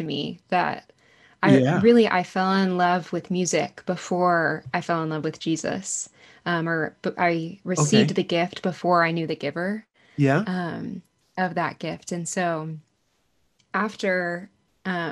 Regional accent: Arlington, Texas, United States; I grew up in Arlington, Texas, so right outside of Dallas and Fort Worth

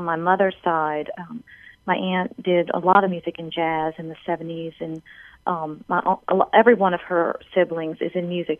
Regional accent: New Orleans, Louisiana, United States; I was born and raised in New Orleans.

